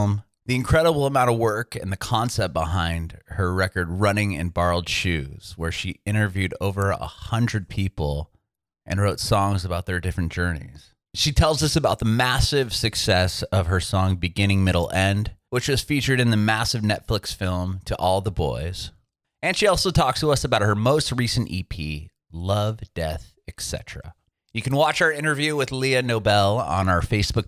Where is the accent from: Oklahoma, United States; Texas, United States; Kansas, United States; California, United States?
California, United States; San Diego; moved away as an adult; now in Nashville, United States; I'm from San Diego.